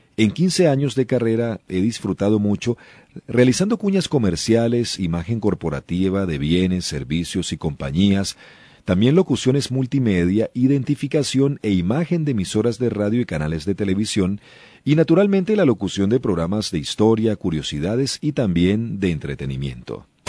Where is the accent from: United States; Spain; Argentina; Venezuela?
Venezuela; la radio actual en Venezuela es más fresca y no tan rígida como en el pasado, la calidad de los eh, programas ciertamente sí ha disminuido, y no solamente en mi país